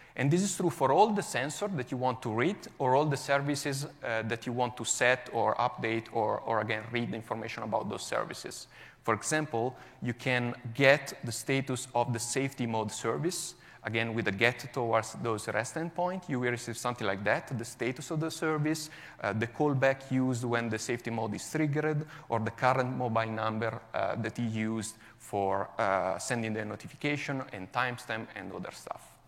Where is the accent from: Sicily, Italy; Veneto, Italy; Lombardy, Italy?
Lombardy, Italy; Milan; English is a second language; now in Como, Italy; I'm originally from Milan, even if um, I currently live in the beautiful Como, north of Italy.